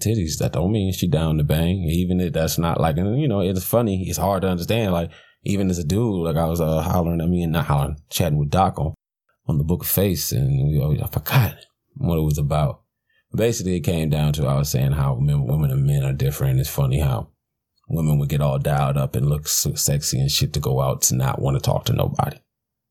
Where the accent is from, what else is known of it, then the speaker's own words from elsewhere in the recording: Detroit, Michigan, United States; I'm from Detroit